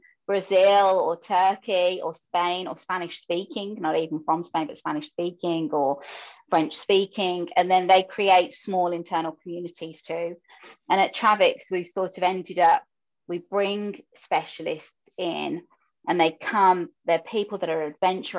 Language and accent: English; Birmingham, West Midlands, United Kingdom; first language English; now in Netherlands; you can hear from my voice that I'm from the UK and Birmingham specifically, if anybody's from there. And English, therefore, is my first language and native language.